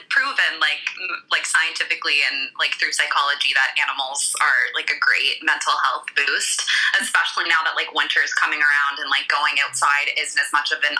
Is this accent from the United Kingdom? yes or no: no; Los Angeles, California, United States; moved away; also born or lived in Canada; I'm originally from Los Angeles